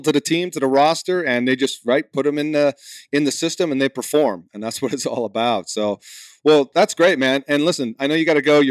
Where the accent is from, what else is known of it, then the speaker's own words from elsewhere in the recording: New England, United States; moved away; I'm from New England originally.